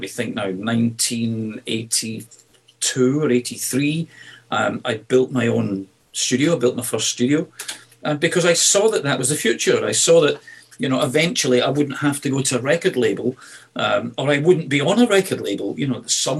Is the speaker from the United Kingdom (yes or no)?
yes; Glasgow, Scotland, United Kingdom; moved away; Glasgow, you know, my hometown. I don't live in Glasgow anymore, but my hometown where I was born and brought up is a beautiful, rough and ready city